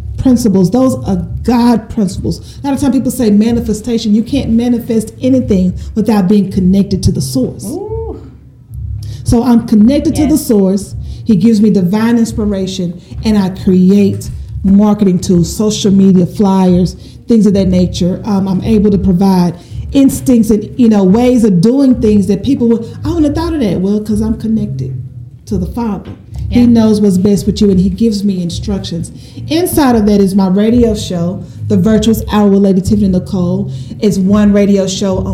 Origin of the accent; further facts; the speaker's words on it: Shreveport, Louisiana, United States; I was born and raised in Shreveport, Louisiana. I'm a little country girl.